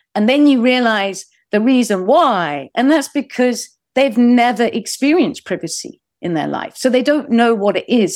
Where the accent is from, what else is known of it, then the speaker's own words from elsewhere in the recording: United Kingdom; as a British person, uh, so a non-American